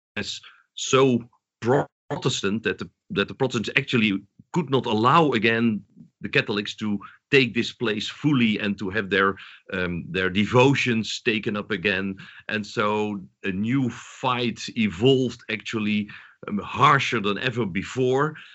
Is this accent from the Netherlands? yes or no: yes; southern Netherlands, Netherlands; moved away; also born or lived in Amsterdam, Netherlands; I'm Dutch, but I was born in the south of the Netherlands